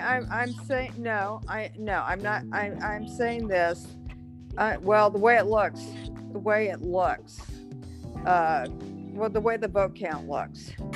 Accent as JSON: {"language": "English", "town": "Houston", "region": "Texas", "country": "United States", "said": "I'm from Houston"}